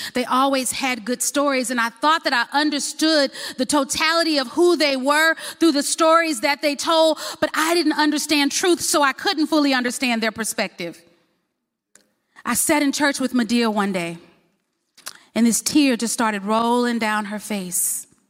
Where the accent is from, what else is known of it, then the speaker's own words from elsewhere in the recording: Baton Rouge, Louisiana, United States; now in Huntsville, United States; I was born in Baton Rouge, Louisiana, and I always forget. I never want to tell people I'm from Alabama. I don't know why. Um, but we live in Huntsville, Alabama